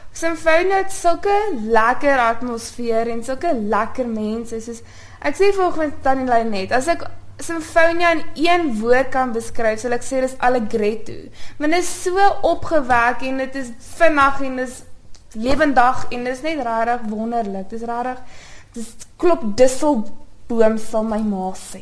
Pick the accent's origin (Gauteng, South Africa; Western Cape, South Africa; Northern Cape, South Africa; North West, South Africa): North West, South Africa; ek is 'n plaasmeisie in die Noordwes